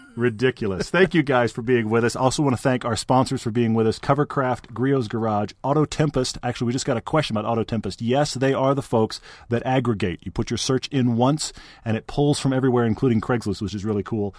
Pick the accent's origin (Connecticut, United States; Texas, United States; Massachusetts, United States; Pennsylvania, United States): Texas, United States; I grew up in Texas